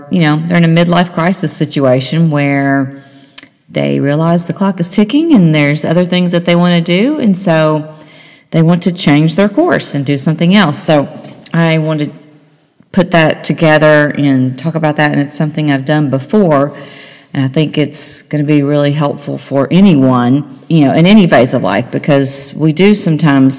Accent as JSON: {"language": "English", "town": "Nashville", "region": "Tennessee", "country": "United States", "moved": "yes", "lives_now": "Cincinnati, United States", "said": "I'm from Nashville. That's where my mother and sister live"}